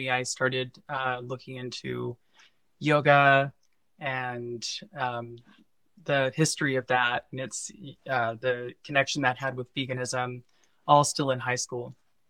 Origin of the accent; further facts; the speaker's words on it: Missouri, United States; I'm originally from Missouri, and I was raised in a very like conservative Bible Belt area in the Midwest